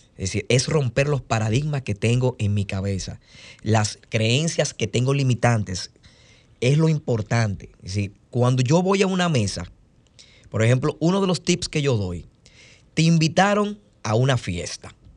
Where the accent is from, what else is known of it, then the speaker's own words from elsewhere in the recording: Dominican Republic; nosotros lo que hacemos los dominicanos es comer